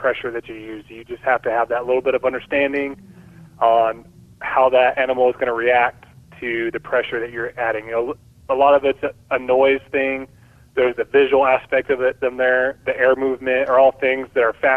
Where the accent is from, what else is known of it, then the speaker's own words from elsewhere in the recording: Bakersfield, California, United States; I grew up in Bakersfield